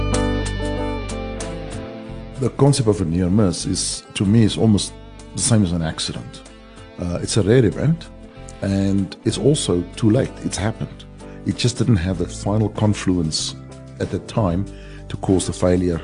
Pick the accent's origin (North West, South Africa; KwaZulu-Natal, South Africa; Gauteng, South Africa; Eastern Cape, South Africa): Gauteng, South Africa; Brakpan; also born or lived in northern Transvaal, South Africa; now in Vancouver, Canada; then we moved to the one of the most advanced cities in the world, Brakpan, on the East Rand, and then I went to school there and to university